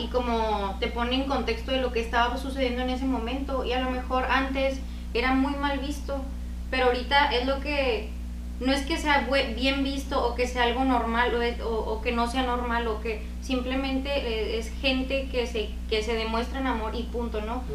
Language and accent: Spanish; northern Mexico, Mexico; se nota en mi acento, ¿no? Soy de, del norte de México.